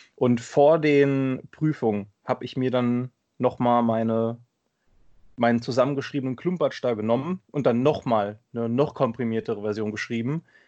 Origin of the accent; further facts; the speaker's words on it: Limburg-Wiesbaden area, Hesse, Germany; moved away as an adult; now in Bad Orb, Germany; komme gebürtig äh, aus der Ecke Limburg-Wiesbaden